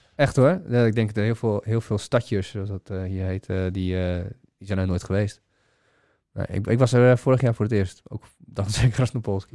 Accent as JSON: {"language": "Dutch", "country": "Bulgaria", "moved": "yes", "said": "ik ben zelf Bulgaar, ik kom uit de Oostblok"}